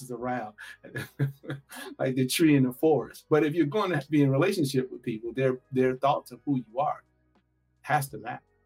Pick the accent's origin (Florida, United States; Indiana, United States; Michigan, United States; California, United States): Indiana, United States; Gary; I'm from Gary, Indiana, and Gary was known for for its steel mill.